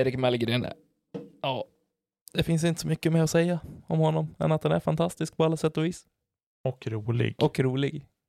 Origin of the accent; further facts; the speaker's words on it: Falun, Dalarna County, Sweden; moved away; åka tillbaka dit allting en gång började och det är hemma i Falun